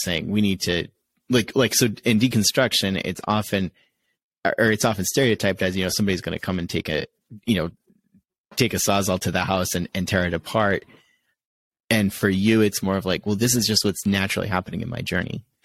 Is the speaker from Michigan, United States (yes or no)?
no; Connecticut, United States; growing up in Connecticut